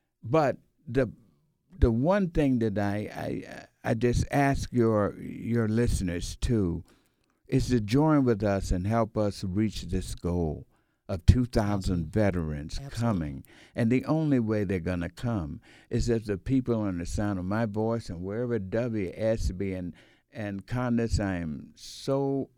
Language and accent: English; Atlanta, Georgia, United States; from Atlanta, Georgia.